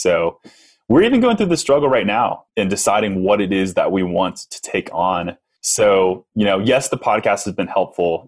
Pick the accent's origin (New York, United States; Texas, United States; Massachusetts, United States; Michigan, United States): Texas, United States; I'm from Texas